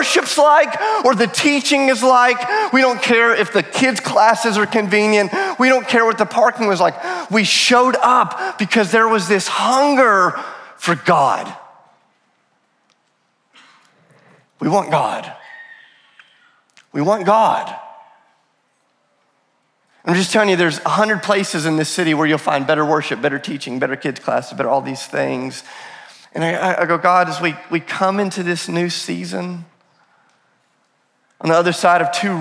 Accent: the South, United States; I'm from the South

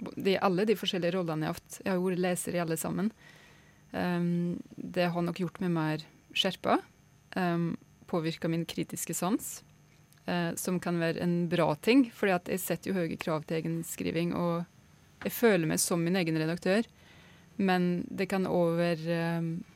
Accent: Kvam, Innlandet, Norway; Kvam der jeg er fra sjøl, i Innlandet, i Gudbrandsdalen

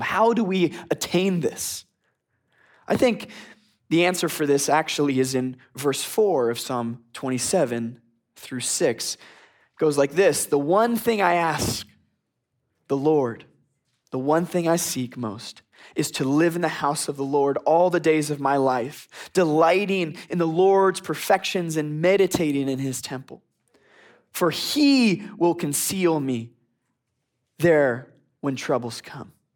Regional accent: Philadelphia, Pennsylvania, United States; also born or lived in Boston; now in Texas, United States; I'm from the northeast. I'm from Philadelphia. I'm used to snowstorms

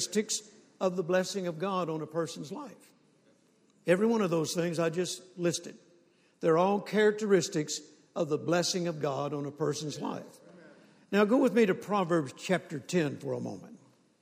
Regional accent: Mississippi, United States; moved away; also born or lived in Shreveport, Louisiana; I was born in Mississippi on a farm

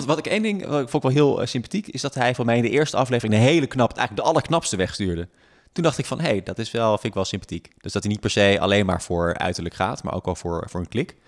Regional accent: Friesland, Netherlands; now in Amsterdam, Netherlands; ik kom oorspronkelijk uit Friesland

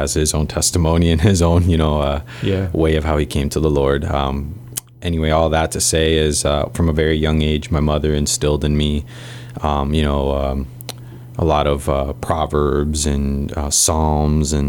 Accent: Wisconsin, United States; also born or lived in Mexico / Texas; now in Guam; our family decided to emigrate up to Wisconsin. And that was around the age of 5 to 6 years old

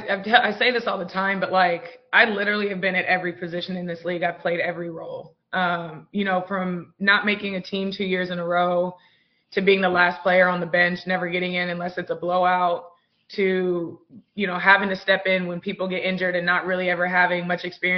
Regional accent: Mount Juliet, Tennessee, United States; moved away; also born or lived in Las Vegas; I get to be in my hometown

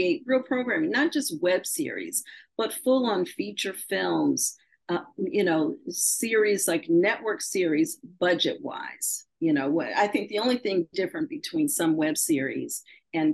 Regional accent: Shaker Heights, Ohio, United States; I grew up in Shaker Heights, Ohio.

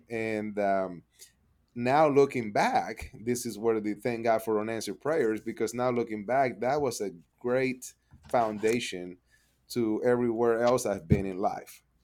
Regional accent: Panama City, Panama; English is a second language; moved away as an adult; now in Edmond, United States; I was born and raised in Panama City, Panama, um, came up here to the U S to, uh, learn English and go to school

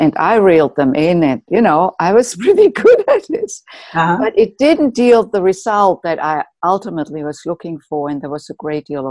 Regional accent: Germany; moved away as an adult; now in United States; I grew up in Germany and came to the United States when I was in my late 20s to do postgraduate work

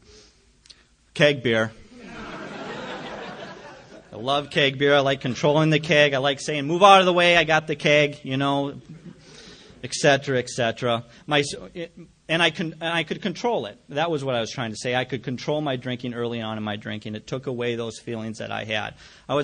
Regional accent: Jamestown, North Dakota, United States; Jamestown, my hometown

